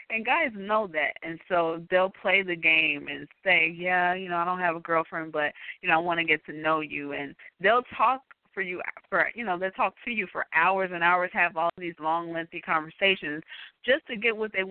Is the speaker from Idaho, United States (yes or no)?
no; Chicago, Illinois, United States; I'm from Chicago, out, yes.